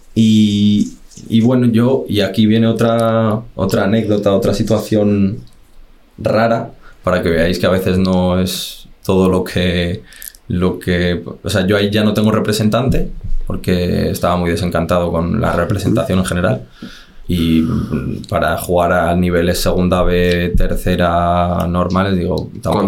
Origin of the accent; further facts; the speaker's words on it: Las Rozas, Community of Madrid, Spain; Yo soy de las Rozas y me quedo entrenando con el Majada Onda